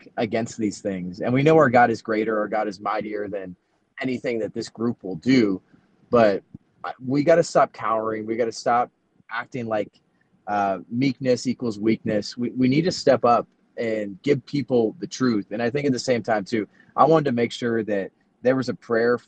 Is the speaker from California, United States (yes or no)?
yes; San Francisco Bay Area, California, United States; moved away; I was born in the San Francisco Bay Area, and then I moved there after I was done with college